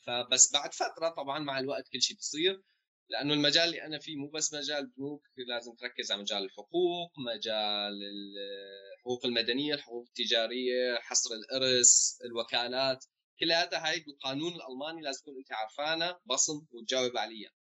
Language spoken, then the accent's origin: Arabic; Homs, Homs Governorate, Syria; also born or lived in Jordan; now in Germany; انا كذا من حمص